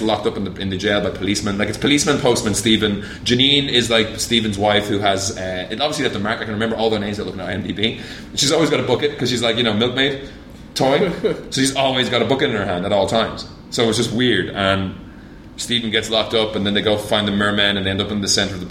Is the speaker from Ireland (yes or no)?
yes; Ireland; I'm Irish